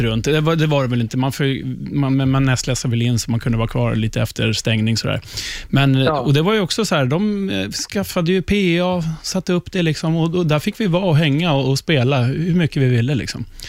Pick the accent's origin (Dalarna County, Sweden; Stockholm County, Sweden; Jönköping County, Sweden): Stockholm County, Sweden; Upplands Väsby; ute i Upplands Väsby, där jag är ifrån